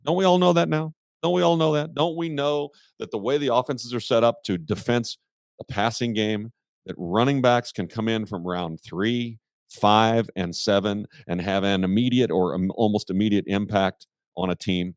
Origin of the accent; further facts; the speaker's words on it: Kansas City, Missouri, United States; moved away; I'm from Kansas City